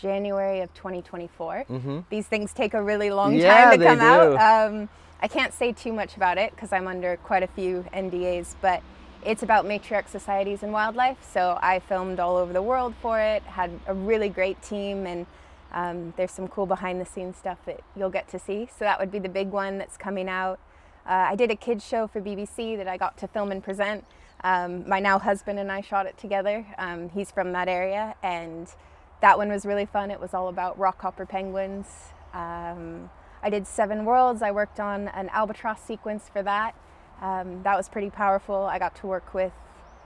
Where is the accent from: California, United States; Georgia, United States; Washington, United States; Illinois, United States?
Washington, United States; Shelton; also born or lived in Alaska; I grew up in Shelton. Uh-huh. We moved down from Alaska when I was in elementary school.